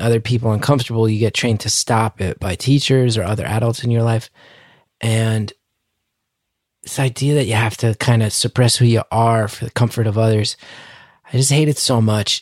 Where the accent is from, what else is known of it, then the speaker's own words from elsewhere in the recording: New York City, New York, United States; I lived in Queens, beautifully diverse